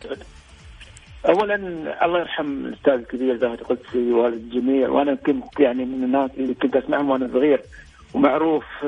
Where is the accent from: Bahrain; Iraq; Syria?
Bahrain; إحنا في البحرين